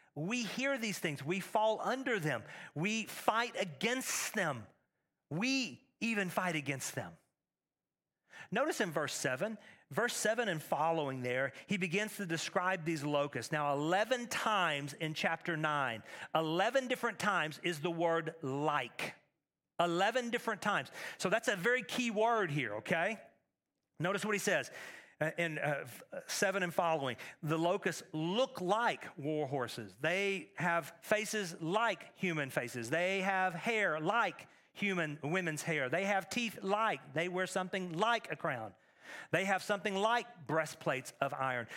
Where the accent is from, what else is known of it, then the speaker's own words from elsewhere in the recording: Texas, United States; now in Middle Tennessee, United States; Growing up in Texas